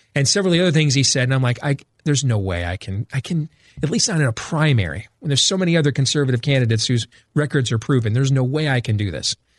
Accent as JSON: {"language": "English", "town": "Grand Rapids", "region": "Michigan", "country": "United States", "tie": "born or raised there", "moved": "yes", "lives_now": "Des Moines, United States", "said": "I grew up in Grand Rapids, Michigan, but I was born in, in here in Des Moines, Iowa"}